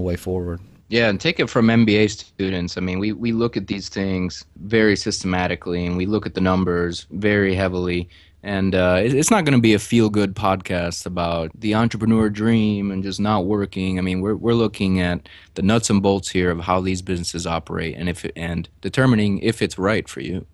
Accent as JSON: {"language": "English", "town": "Chicago", "region": "Illinois", "country": "United States", "also_born_or_lived": "Houston", "moved": "as an adult", "said": "I'm actually from Chicago, got my mechanical engineering degree at the University of Illinois"}